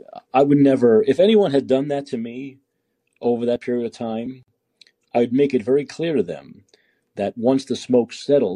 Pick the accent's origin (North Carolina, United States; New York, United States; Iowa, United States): New York, United States; now in San Francisco, United States; Well, I'm from New York originally, but I live in San Francisco now.